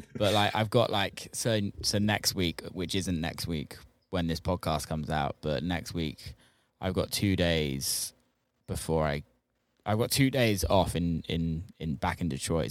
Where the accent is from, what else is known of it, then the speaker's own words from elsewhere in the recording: United Kingdom; being British